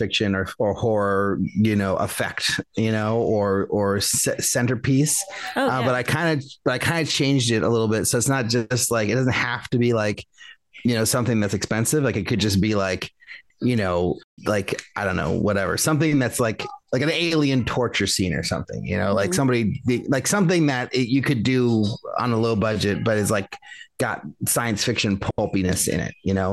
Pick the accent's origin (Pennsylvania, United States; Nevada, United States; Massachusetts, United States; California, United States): California, United States; Vallejo; my hometown in Vallejo